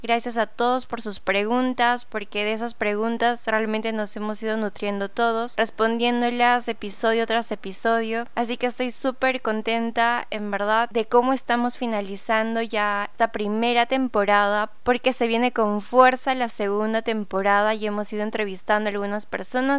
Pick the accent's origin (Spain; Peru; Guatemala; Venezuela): Peru; aquí en Perú, porque bueno, soy peruana